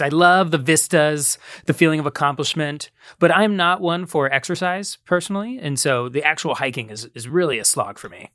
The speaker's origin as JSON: {"language": "English", "town": "Columbus", "region": "Ohio", "country": "United States", "tie": "born or raised there", "moved": "yes", "said": "at the Ohio State University, which is, uh, in my hometown"}